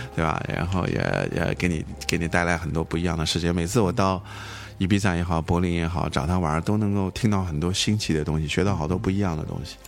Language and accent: Chinese; China; 我们中国人